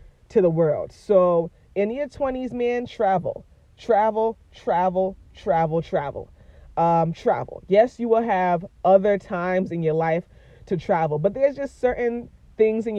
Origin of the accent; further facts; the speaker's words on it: Boston, Massachusetts, United States; moved away as an adult; born and raised in Boston, but I grew up in the hood, man.